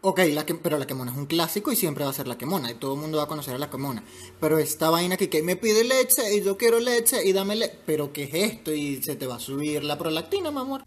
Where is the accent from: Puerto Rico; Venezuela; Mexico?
Venezuela; born or raised there